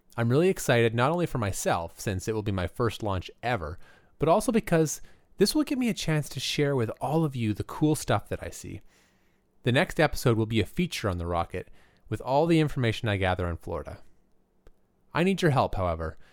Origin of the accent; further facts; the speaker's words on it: Alberta, Canada; I grew up in Alberta